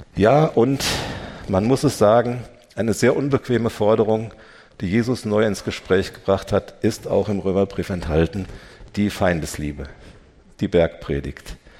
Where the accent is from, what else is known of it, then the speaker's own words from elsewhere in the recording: Germany; wir als Deutsche